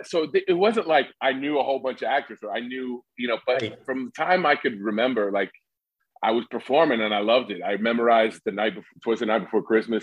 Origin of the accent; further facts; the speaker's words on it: Lebanon, Indiana, United States; moved away as an adult; now in Los Angeles, United States; I'm from a small town northwest of Indiana called Lebanon